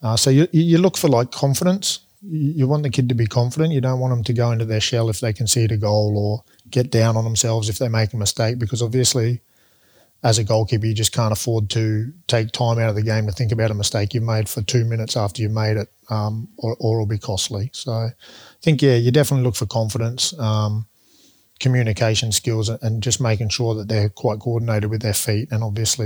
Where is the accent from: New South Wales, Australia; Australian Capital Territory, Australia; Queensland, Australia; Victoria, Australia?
Queensland, Australia; then I'll get the foot in the door because I'm a Queenslander.